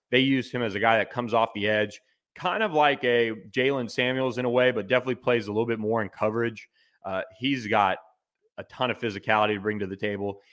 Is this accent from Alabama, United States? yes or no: no; Tampa, Florida, United States; from Raymond James Stadium in Tampa, my hometown